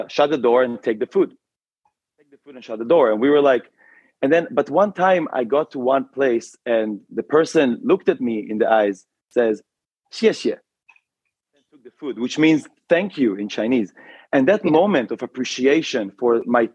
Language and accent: English; Israel; moved away as an adult; also born or lived in China; now in Beijing, China; I'm originally from Israel, yet I've been living in China for more than 10 years.